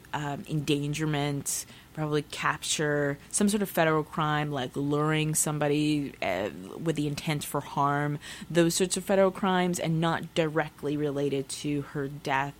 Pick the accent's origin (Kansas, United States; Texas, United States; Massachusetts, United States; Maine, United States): Texas, United States; also born or lived in Pacific Northwest; now in Seattle, United States; I'm from Texas